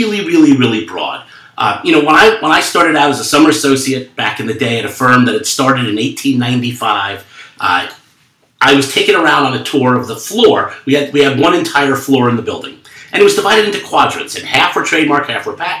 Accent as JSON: {"language": "English", "region": "New York", "country": "United States", "tie": "born or raised there", "said": "a Jewish kid growing up in New York"}